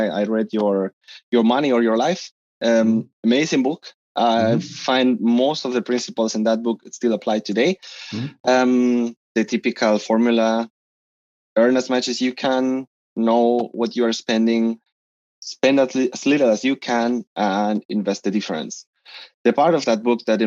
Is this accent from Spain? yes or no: yes; Spain; English is a second language; moved away as an adult; now in Stuttgart, Germany; I come from Spain, but I'm living as an expat in the south of Germany, in Stuttgart, for almost 8 years already. I came in the year 2013 for an Erasmus